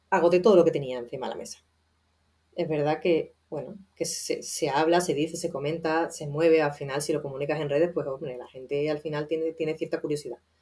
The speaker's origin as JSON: {"language": "Spanish", "town": "Seville", "region": "Andalusia", "country": "Spain", "said": "yo soy sevillana, vengo de un entorno muy conservador"}